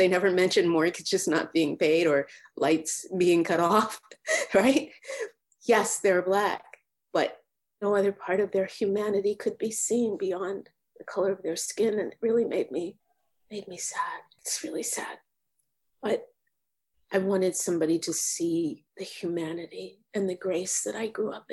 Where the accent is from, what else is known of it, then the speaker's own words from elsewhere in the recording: Boston, Massachusetts, United States; I grew up in Dorchester, Massachusetts. It's right in the city of Boston